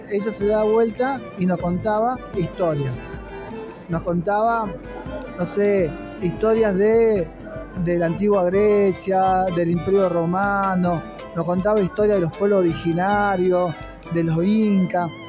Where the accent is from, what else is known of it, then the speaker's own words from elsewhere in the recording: Tartagal, Salta, Argentina; moved away as an adult; now in Córdoba, Argentina; Yo soy de Tartagal, que queda a 50 kilómetros de la frontera y crecí en los 90. Es decir, yo me vine, por ejemplo, a, Córdoba, me fui a estudiar en el 98, 99